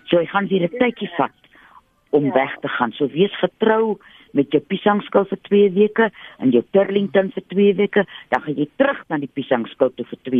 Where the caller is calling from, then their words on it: Randfontein, Gauteng, South Africa; van Randfontein wat vir jou die hanger gestuur het daai tyd.